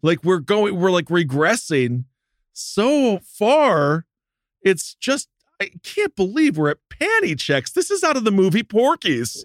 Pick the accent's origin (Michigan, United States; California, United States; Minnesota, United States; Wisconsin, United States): Wisconsin, United States; I'm from Wisconsin